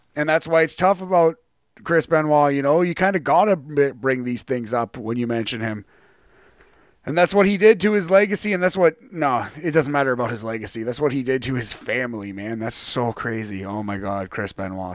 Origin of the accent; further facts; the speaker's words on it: Canada; as a Canadian wrestling fan